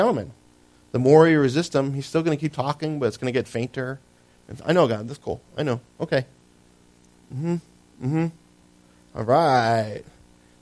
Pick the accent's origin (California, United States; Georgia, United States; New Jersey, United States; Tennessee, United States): New Jersey, United States; I lived in Jersey. I was born in Jersey